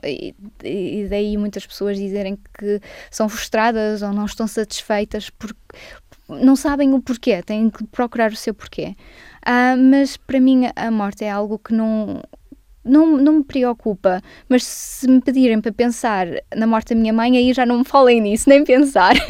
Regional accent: Barcelos, Norte, Portugal; now in United Kingdom; nasci em Barcelos. Ah, nasci portuguesa

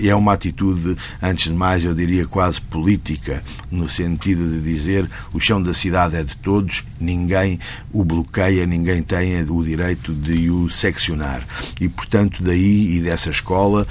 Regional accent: Lisbon, Portugal; also born or lived in Porto / Milan; eu sou de Lisboa

